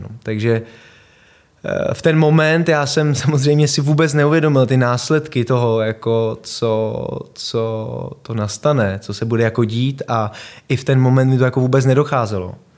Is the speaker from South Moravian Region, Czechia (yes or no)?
no; Prague, Czechia; Vyrostl jsem tady ve Vršovicích, eh, moje rodiče, bydleli jsme na Žižkově, pak jsme se přestěhovali do Vršovic na Hroudu